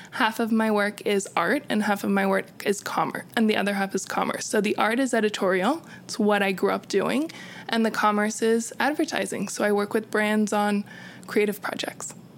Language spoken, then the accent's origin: English; California, United States; moved away as an adult; now in New York City, United States; I am originally from California